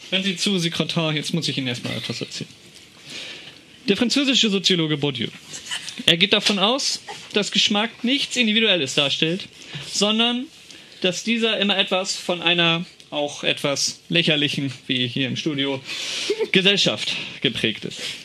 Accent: Schleswig-Holstein, Germany; komme aus Schleswig-Holstein und bei uns im Norden

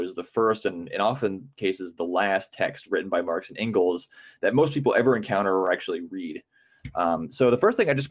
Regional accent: Midwest, United States; I grew up in the Midwest and, you know, pretty working class

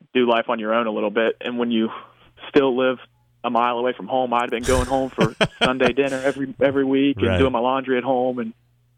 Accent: Blacksburg, Virginia, United States; we grew up in Blacksburg, so we went to all the Virginia Tech games

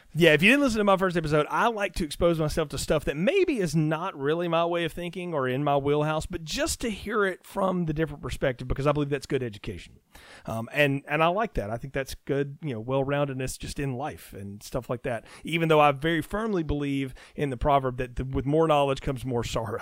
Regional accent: the South, United States; I'm a Southerner

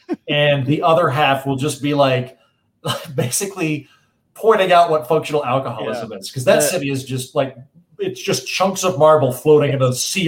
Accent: Oklahoma, United States; now in Los Angeles, United States; I'm from Oklahoma, which is a state where God is actively trying to murder everyone with weather.

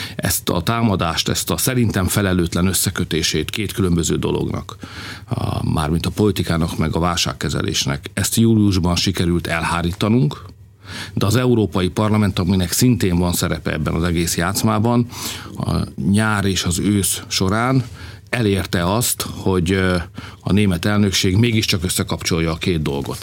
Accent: Hungary; magyarok vagyunk

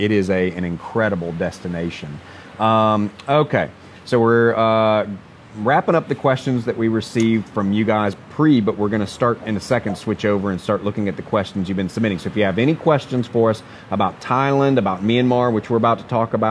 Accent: United States; being American

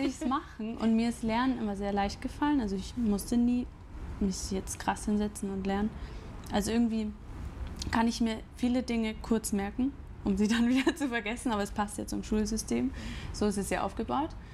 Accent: Grafing, Bavaria, Germany; also born or lived in Chiemsee; now in Munich, Germany; ich bin in Grafing aufgewachsen, mhm. Also bei München. Mhm. Dann war ich acht Jahre im Chiemsee und dann wieder hier

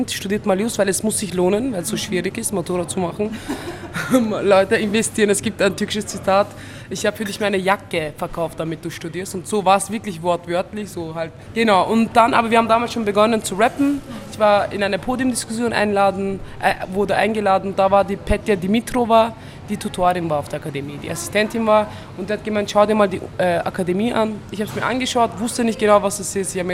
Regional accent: Turkey; German is a second language; jahrelang wurde mir gesagt, so Integration ist das Beste als ein Türke, was du machen kannst.

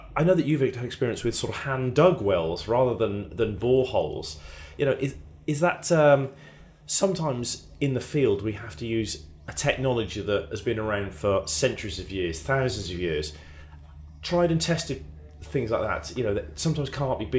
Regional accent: United Kingdom; as a British person

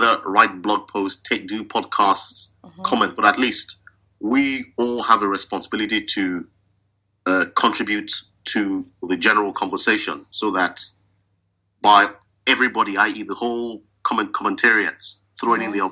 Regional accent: Edo, Nigeria; I'm from Edo State

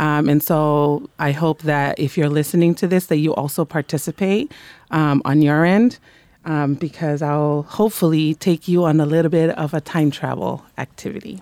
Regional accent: Monterey, California, United States; moved away; I was raised in Monterey

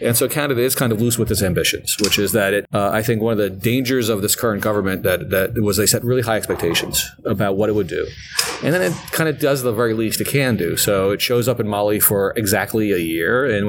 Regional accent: United States; I'm an American.

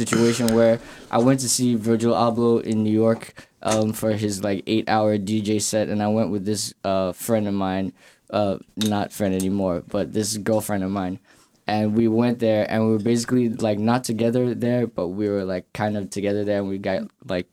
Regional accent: Lagos, Nigeria; moved away as an adult; also born or lived in Canarsie, Brooklyn; now in United States; I grew up in Lagos, Nigeria. So that's where I'm originally from. Like, most of my life was in Lagos, Nigeria.

